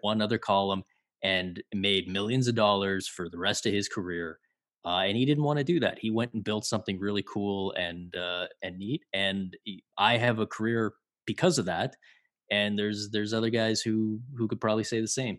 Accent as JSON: {"language": "English", "town": "Toronto", "region": "Ontario", "country": "Canada", "tie": "born or raised there", "said": "I grew up in Toronto, in the eighties and early nineties"}